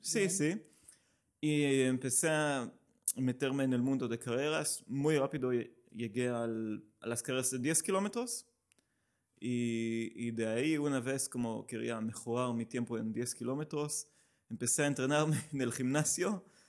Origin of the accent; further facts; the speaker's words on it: Israel; Spanish is a second language; moved away as an adult; now in Barcelona, Spain; soy israelí, llevo aquí cinco años